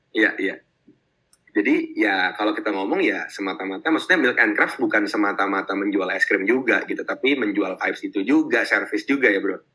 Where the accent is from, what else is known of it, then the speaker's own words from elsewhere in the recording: Jakarta, Indonesia; gue mungkin dari kecil di Jakarta